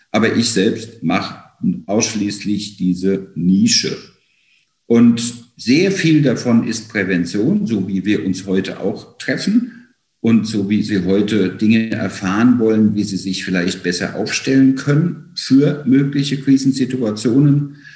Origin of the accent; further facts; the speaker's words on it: Mainz, Rhineland-Palatinate, Germany; born there; now in Frankfurt, Germany; ich lebe und arbeite in Frankfurt, bin ein gebürtiger Mainzer und habe in München Kommunikationswissenschaft und Geschichte studiert